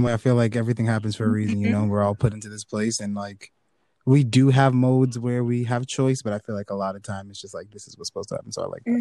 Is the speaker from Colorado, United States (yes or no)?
no; Boston, Massachusetts, United States; I'm from Boston